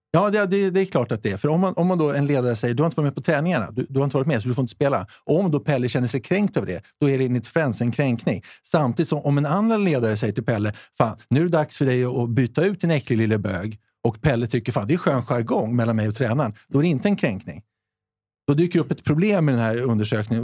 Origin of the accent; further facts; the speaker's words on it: Sweden; vi är ju svenskar ändå